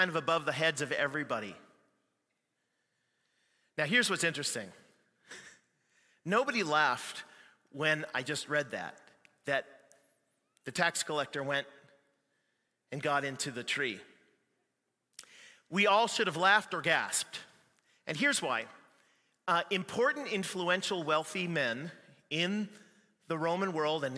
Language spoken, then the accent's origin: English; Canada; I'm Canadian too